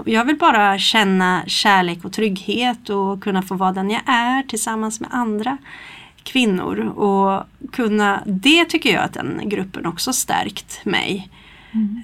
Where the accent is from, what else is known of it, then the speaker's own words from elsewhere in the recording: Stockholm, Stockholm County, Sweden; now in Kristinehamn, Sweden; jag är ju från Stockholm från början och kom hit